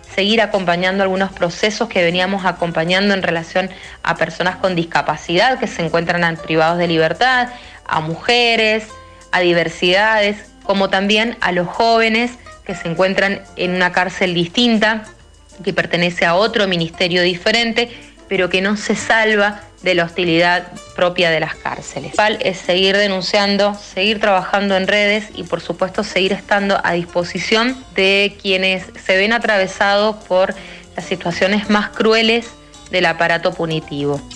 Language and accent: Spanish; Mendoza, Argentina; formamos parte de la Red por los Derechos Humanos recientemente conformada en nuestra provincia